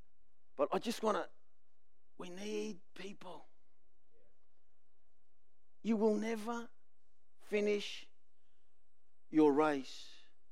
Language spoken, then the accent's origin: English; Australia; I'm the Aussie male